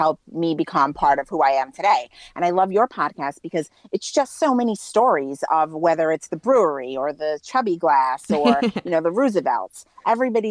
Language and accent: English; New York City, New York, United States; I was born and raised in Brooklyn